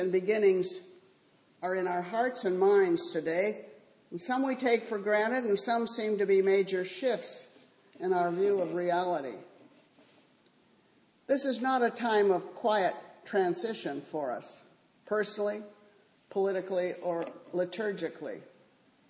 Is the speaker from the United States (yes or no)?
yes; United States; we as American Christians